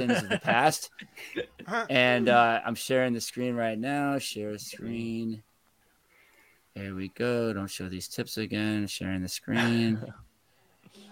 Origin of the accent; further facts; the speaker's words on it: New York City, New York, United States; I grew up in Manhattan